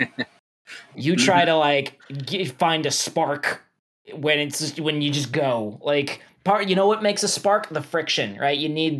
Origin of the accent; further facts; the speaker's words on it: New York, United States; I'm a New Yorker.